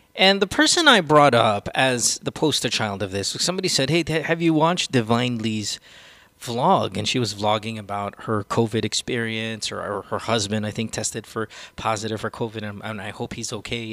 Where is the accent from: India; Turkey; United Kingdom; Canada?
India; the Indian accent, you know, I'm Indian.